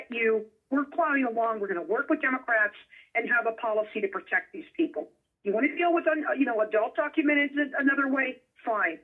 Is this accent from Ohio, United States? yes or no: no; Las Vegas, Nevada, United States; born or raised there